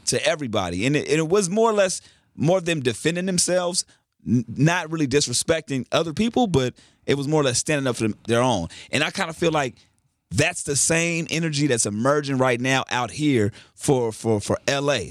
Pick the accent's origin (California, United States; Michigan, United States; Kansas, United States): California, United States; Carson; I'm from Carson